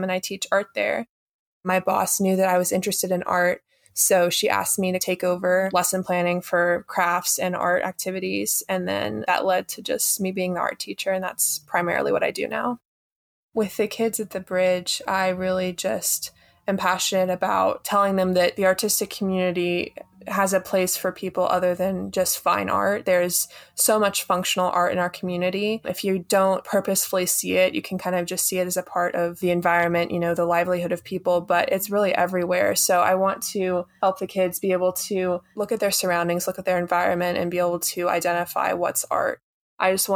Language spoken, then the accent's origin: English; Harkers Island, North Carolina, United States; I'm from Harkers Island, North Carolina.